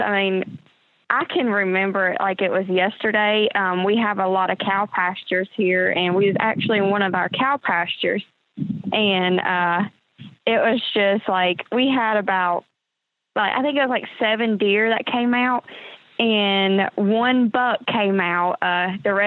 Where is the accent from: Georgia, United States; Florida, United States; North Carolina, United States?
North Carolina, United States; from North Carolina. I've lived here my whole life. Grew up on a farm with my grandparents and my mom.